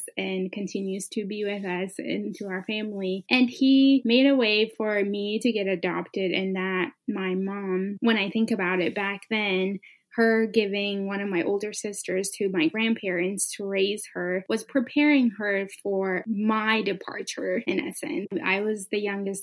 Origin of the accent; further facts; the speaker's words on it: central Montana, United States; English is a second language; also born or lived in Sodo, Ethiopia; Coming to America at age 10, I ended up in Montana.